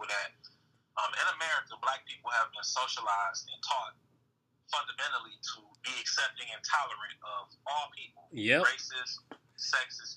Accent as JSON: {"language": "English", "town": "Saginaw", "region": "Michigan", "country": "United States", "tie": "born or raised there", "said": "growing up in Saginaw. I joke about this all the time, but I lived on the east side."}